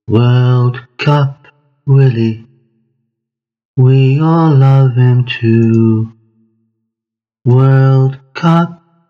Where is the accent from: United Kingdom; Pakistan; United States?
United Kingdom; Liverpool, North West England; Growing up in Liverpool in the 1960s, my playground was amongst the bricks and rubble from shells of houses, colloquially known as Bondies.